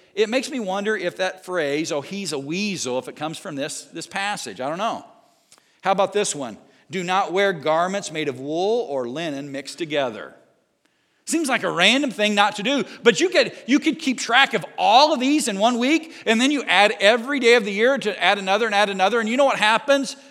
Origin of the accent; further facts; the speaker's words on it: Southern Indiana, United States; growing up in Southern Indiana